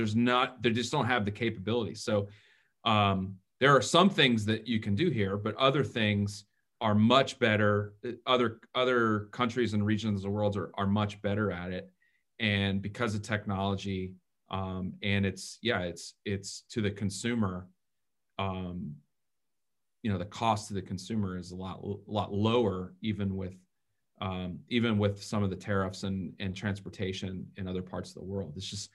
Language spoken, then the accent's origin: English; Atlanta, Georgia, United States; moved away; I grew up in Atlanta, Georgia.